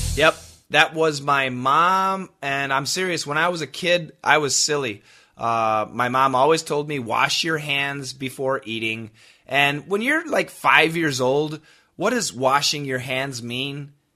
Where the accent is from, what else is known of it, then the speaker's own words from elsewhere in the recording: United States; accent: American; my ignorant American pronunciation